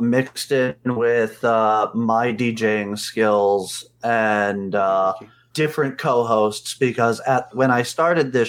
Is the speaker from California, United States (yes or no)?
no; New Jersey, United States; I am from all over New Jersey because I literally, throughout my entire life, I moved from the top of New Jersey all the way down to the middle.